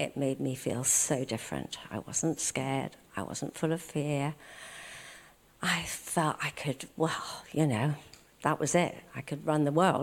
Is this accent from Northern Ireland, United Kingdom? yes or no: yes; Belfast, Northern Ireland, United Kingdom; And I was born in Belfast, Northern Ireland, and I was born into a Christian family.